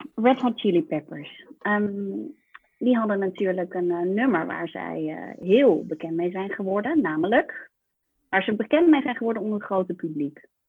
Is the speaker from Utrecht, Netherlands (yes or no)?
yes; Utrecht, Netherlands; Ik kom uit Utrecht en ik ben 37 jaar